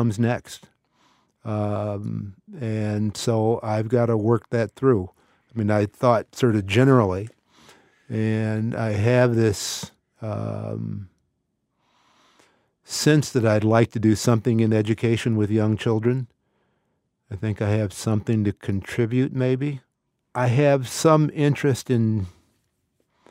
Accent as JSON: {"language": "English", "town": "Canton", "region": "Ohio", "country": "United States", "tie": "born or raised there", "said": "somebody like me growing up in Canton, Ohio"}